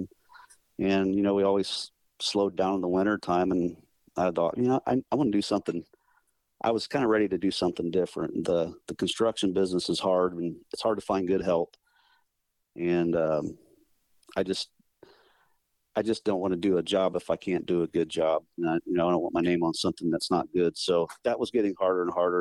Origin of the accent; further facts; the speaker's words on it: Bourbon, Indiana, United States; I'm from Northern Indiana, small town, Bourbon, Indiana. That's where I live now.